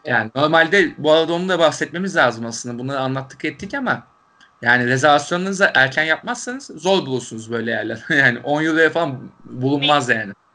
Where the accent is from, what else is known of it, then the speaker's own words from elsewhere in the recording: Turkey; Türkiye'den gelen Türkler olduğumuzu